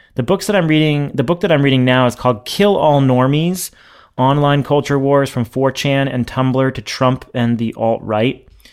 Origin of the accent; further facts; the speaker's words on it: New Hampshire, United States; now in Massachusetts, United States; I'm from New Hampshire